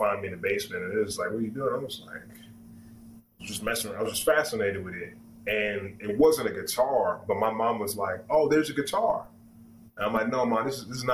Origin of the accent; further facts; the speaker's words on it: Maryland, United States; I'm from Maryland